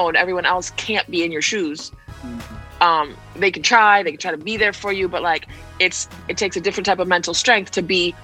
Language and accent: English; New Orleans, Louisiana, United States; I'm from New Orleans, or partially from New Orleans